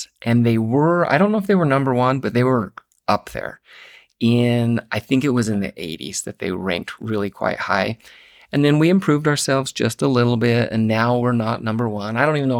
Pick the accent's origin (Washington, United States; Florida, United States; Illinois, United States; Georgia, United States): Washington, United States; Kirkland; born there; My dad was a dentist, and I was born in Seattle.